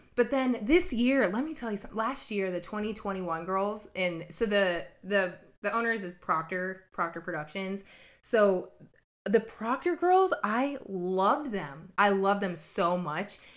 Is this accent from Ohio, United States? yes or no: yes; Ohio, United States; accent: Lakes accent; I grew up in Ohio